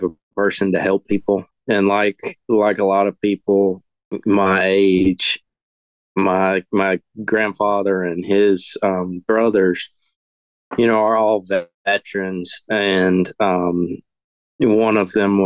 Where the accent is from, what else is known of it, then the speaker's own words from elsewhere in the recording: the Piedmont of North Carolina, United States; I grew up in the Piedmont of North Carolina